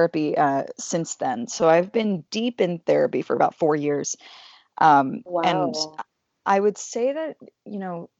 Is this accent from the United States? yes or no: yes; Atlanta, Georgia, United States; I'm from Atlanta, Georgia